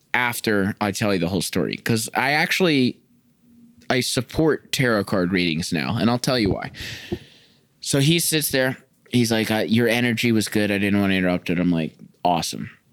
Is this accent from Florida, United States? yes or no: yes; Florida, United States; now in Chicago, United States; I'm from Florida.